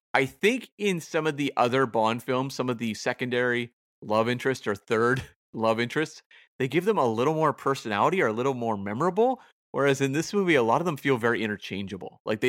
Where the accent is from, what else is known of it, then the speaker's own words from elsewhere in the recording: Canada; I'm right Canadian. I've got to support the pride of Canada.